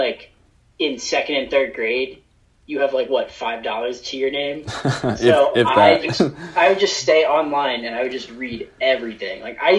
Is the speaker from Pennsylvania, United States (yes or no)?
yes; Bucks County, outside Philadelphia, Pennsylvania, United States; I was born in the city of Philadelphia, and I was raised just outside in the suburbs in Bucks County.